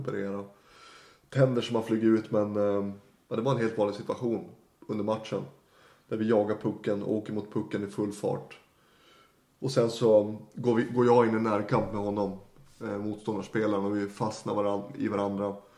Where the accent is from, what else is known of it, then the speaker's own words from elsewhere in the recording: Norrland, Sweden; moved away as an adult; also born or lived in Leksand; now in Stockholm, Sweden; jag, hade ju aldrig sett mig själv att bo i Stockholm, norrlänning som man är